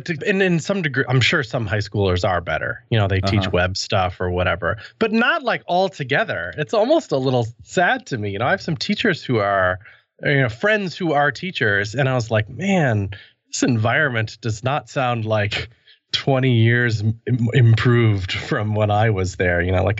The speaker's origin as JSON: {"language": "English", "region": "Wisconsin", "country": "United States", "tie": "born or raised there", "lives_now": "Milwaukee, United States", "said": "I grew up in outside of Madison, Wisconsin, and I'm actually, as I sit now, in Milwaukee, Wisconsin, not too far away, although I bounced around the world a little bit."}